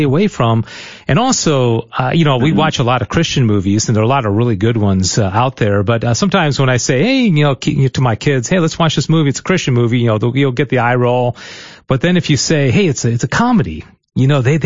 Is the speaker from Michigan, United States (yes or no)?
yes; Michigan, United States; also born or lived in Irving, Texas; now in Texas, United States; she's from Michigan, and I'm from Michigan.